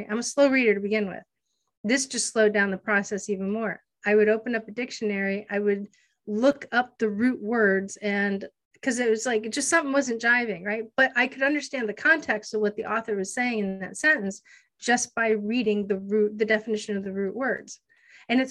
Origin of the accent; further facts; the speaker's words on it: Erie, Pennsylvania, United States; also born or lived in Hawaii; I'm from Erie, PA. That's where I grew up, born and raised